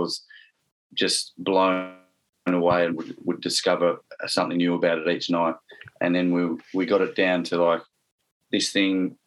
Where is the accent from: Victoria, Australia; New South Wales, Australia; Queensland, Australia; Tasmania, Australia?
Tasmania, Australia; Launceston; I'm from Lonnie